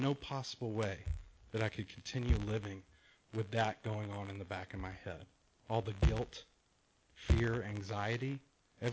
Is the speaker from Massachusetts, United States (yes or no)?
no; Texas, United States; now in Rancho Santa Margarita, United States; the coolest kid in Texas